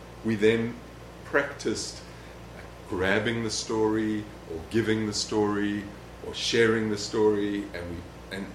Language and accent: English; South Africa; moved away; I came from South Africa